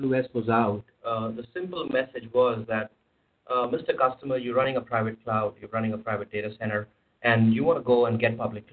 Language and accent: English; India; moved away; I come from India